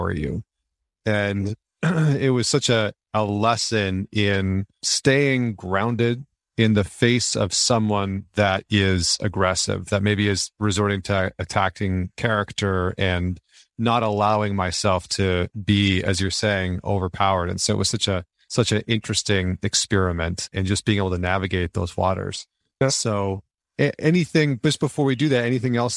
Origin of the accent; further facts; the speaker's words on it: Northern Alberta, Canada; the environment that I grew up in Northern Alberta in Canada